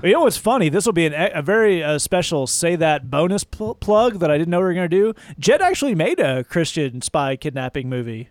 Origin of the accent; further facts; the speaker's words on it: the South, United States; moved away; I'm from the South